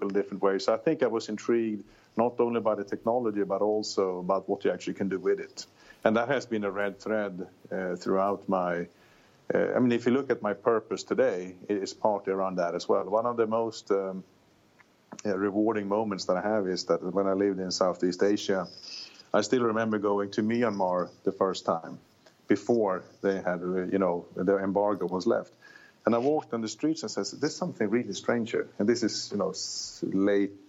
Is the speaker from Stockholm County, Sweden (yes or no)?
yes; Södertälje, Stockholm County, Sweden; now in Silicon Valley, United States; I grew up south of Stockholm in a place called Södertälje